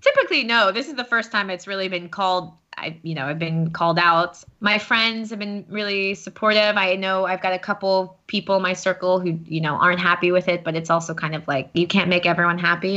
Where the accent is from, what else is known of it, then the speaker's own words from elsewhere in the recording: United States; now in Paris, France; I'm American, if you couldn't tell by my voice by this point.